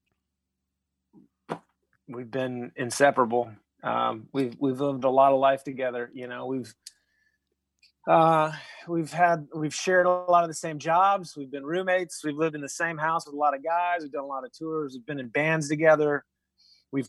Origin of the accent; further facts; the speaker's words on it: Atlanta, Georgia, United States; moved away as an adult; also born or lived in Nashville; I was born and raised in Atlanta, Georgia